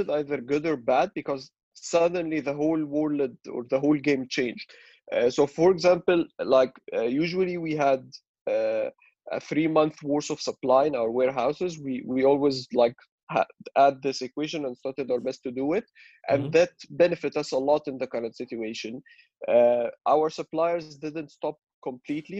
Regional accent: Cairo, Cairo Governorate, Egypt; I'm Egyptian, born and raised in Cairo.

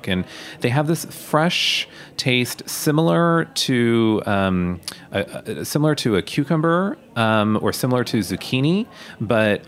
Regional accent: United States; being born here and being raised here

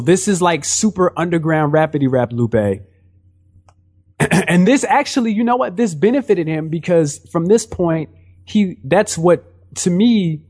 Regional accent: St. Louis, Missouri, United States; moved away as an adult; also born or lived in Japan; I'm from St. Louis.

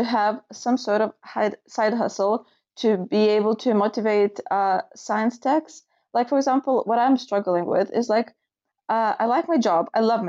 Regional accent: United Kingdom; I'm from United Kingdom.

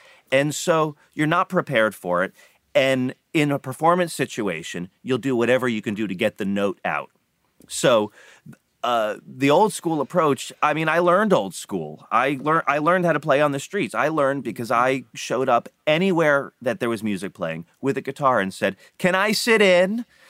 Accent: Florida, United States; I grew up in Florida

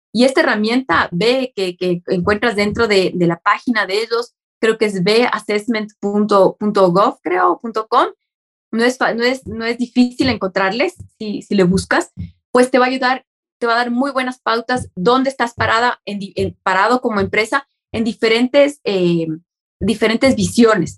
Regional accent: Ecuador; a nosotros como ecuatorianos

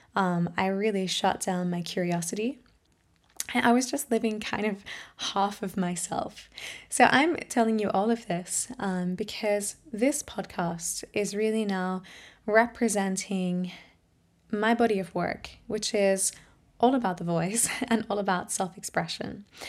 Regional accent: Australia; now in Germany; I'm an Australian singer, musician, voice trainer, and empowerment coach.

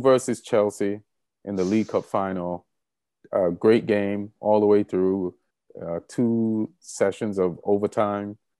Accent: Jamaica; moved away; also born or lived in New York; being Jamaican

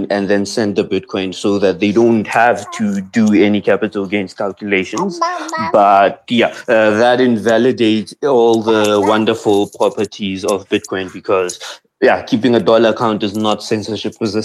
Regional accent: South Africa; as a South African entrepreneur

